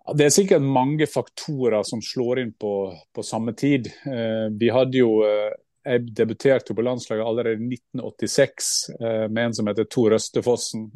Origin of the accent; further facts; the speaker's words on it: Gursken, Sunnmøre, Møre og Romsdal, Norway; jeg er oppvokst i Gursknobb og Sunnmøre